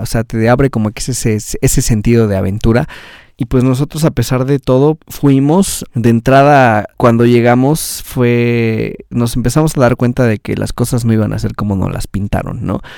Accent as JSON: {"language": "Spanish", "country": "Mexico"}